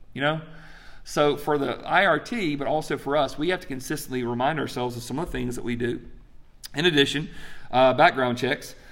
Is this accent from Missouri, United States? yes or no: no; Greenwood, South Carolina, United States; my hometown of Greenwood, South Carolina